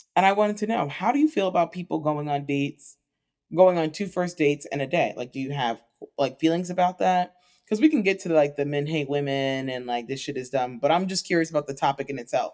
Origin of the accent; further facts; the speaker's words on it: United States; as American people